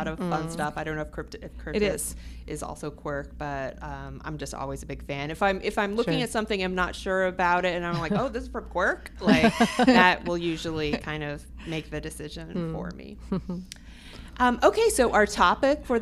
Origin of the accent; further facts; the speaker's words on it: Louisville, Kentucky, United States; moved away; my hometown of Louisville, Kentucky.